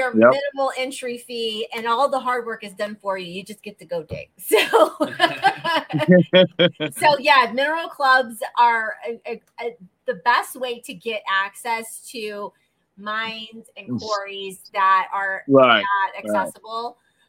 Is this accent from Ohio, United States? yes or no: yes; Ohio, United States; I'm from Ohio